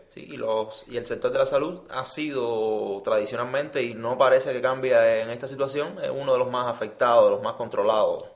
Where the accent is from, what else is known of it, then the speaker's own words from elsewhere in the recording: Cuba; nosotros que somos cubanos